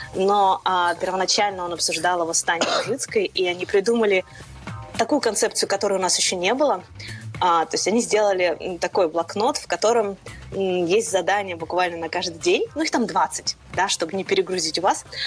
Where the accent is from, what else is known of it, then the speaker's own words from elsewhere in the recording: Urals, Russia; moved away; я вообще девушка с Урала